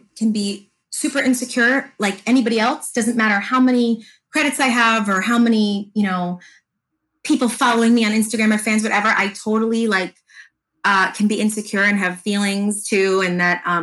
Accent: Fair Lawn, New Jersey, United States; my hometown, Fairlawn, New Jersey

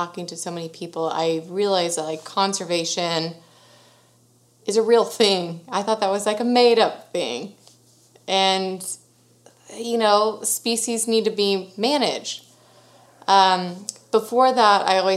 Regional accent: Sugar Land, Texas, United States; I was born and raised in Sugar Land, Texas, which is very close

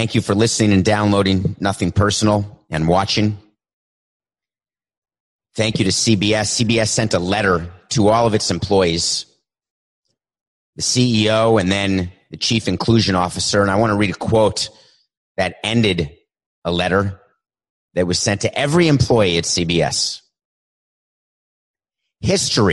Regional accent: New York City, New York, United States; I grew up in New York City

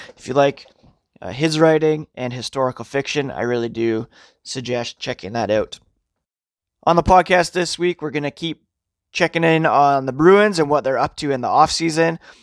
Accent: Canada; as a Canadian, I grew up watching Hockey Night in Canada

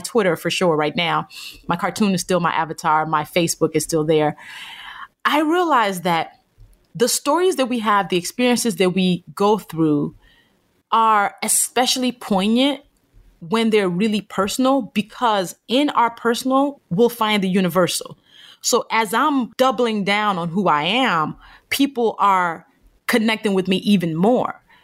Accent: Nigeria; a Black woman from Nigeria, 'cause I was born in Nigeria

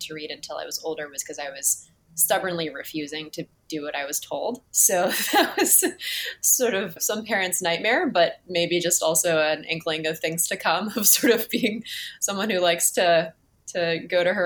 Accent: Cambridge, Massachusetts, United States; I grew up in Cambridge, but I went to a boarding school

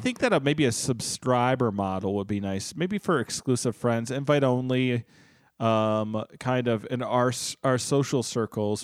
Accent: United States; I'm an American

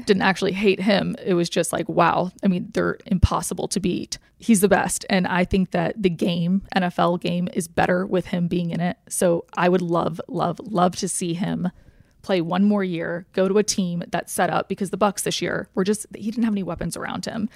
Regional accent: Atlanta, Georgia, United States; I was born and raised in Atlanta

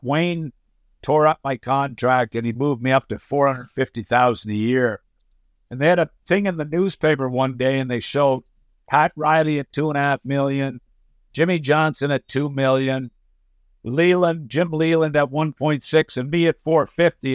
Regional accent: Summerside, Prince Edward Island, Canada; moved away as an adult; also born or lived in Montreal / Florida; now in United States; born in uh, Summerside, PEI, had a had an amazing childhood living in Summerside

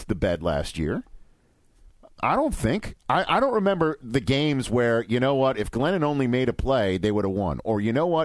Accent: New York, United States; I'm a New Yorker

